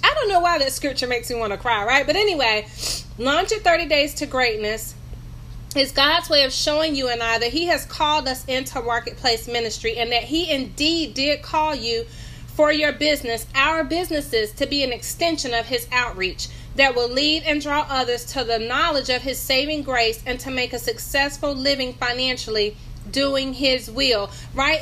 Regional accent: North Carolina, United States; I'm from North Carolina, in case you hear my accent.

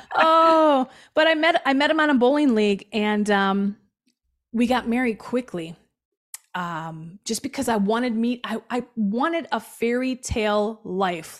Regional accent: Milwaukee, Wisconsin, United States; I was born in Milwaukee, Wisconsin, on the South Side

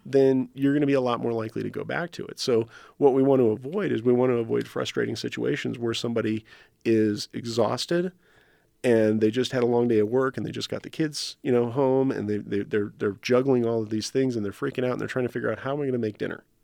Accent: New Mexico, United States; I grew up in New Mexico

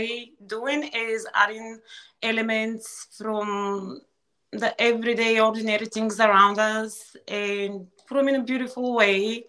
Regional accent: Ruse, Ruse Province, Bulgaria; moved away as an adult; now in Delaware, United States; as a child, growing up in Bulgaria

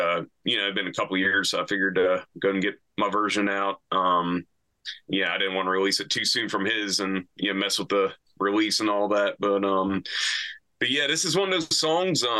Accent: New Bern, North Carolina, United States; moved away as an adult; also born or lived in Wilmington, North Carolina / Raleigh, North Carolina / Nashville, Tennessee / San Antonio, Texas; I'm from Eastern North Carolina originally, a town called New Bern, about 40 minutes from the beach

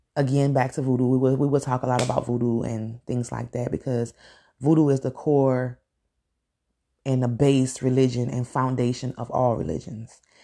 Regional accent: Louisiana, United States; I'm from Louisiana

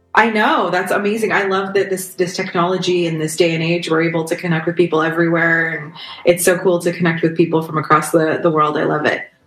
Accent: Toronto, Ontario, Canada; I'm from the Toronto area in Ontario, Canada

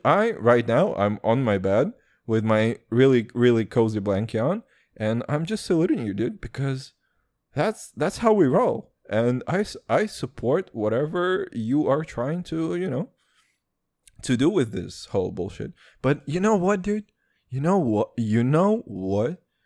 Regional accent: Serbia; accent: Serbian and American

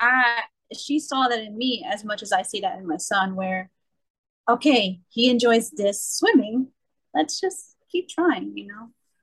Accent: New York City, New York, United States; I'm born and raised in Brooklyn

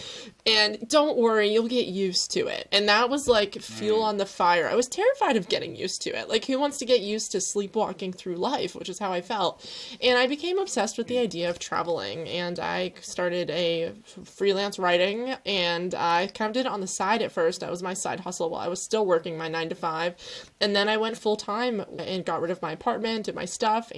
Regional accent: Pennsylvania, United States; moved away as an adult; also born or lived in Chicago; now in Netherlands; I'm currently freezing to slowly in the Netherlands, but I'm from Pennsylvania in the US.

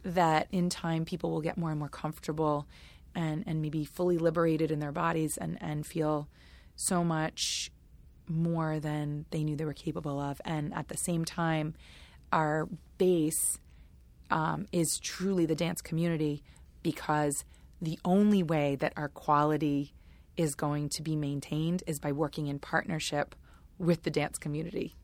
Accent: United States; I'm an American person

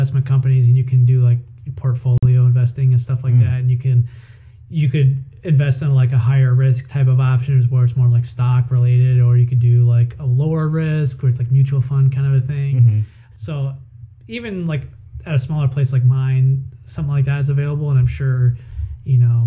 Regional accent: Toledo, Ohio, United States; also born or lived in northern Kentucky; I was born and raised in Toledo

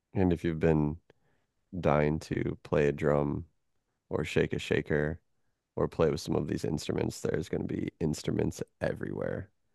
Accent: Michigan, United States; moved away as an adult; also born or lived in Chicago; now in Florida, United States; I grew up in Michigan. That was my first twenty-one years of life.

